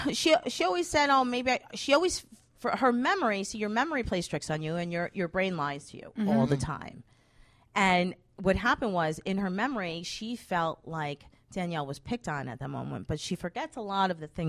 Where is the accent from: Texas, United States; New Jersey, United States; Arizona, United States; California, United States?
New Jersey, United States; Paterson; We grew up in Patterson.